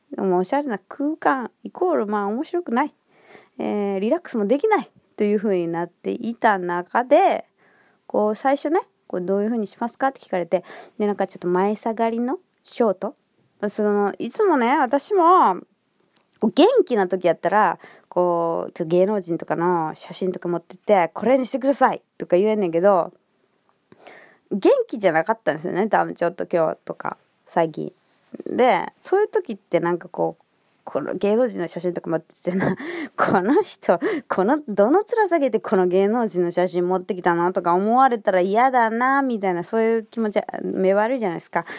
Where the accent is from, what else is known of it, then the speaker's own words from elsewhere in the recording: Kansai, Japan; accent: Kansai intonation; 私のイントネーションで、「あ、関西の方ですか？」みたいな気づいてくれて